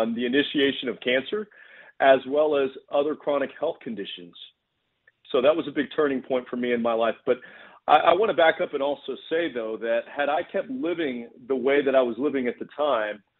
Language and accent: English; Texas, United States; I'm from Texas.